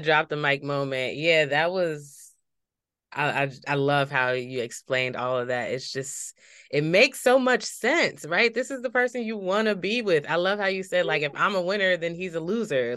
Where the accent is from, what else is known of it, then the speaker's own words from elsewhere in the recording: Paterson, New Jersey, United States; I grew up in Patterson